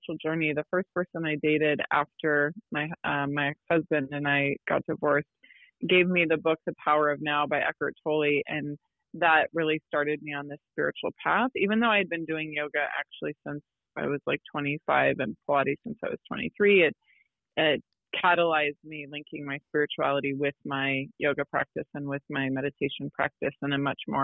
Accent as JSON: {"language": "English", "region": "Midwest", "country": "United States", "said": "I'm from the Midwest as well"}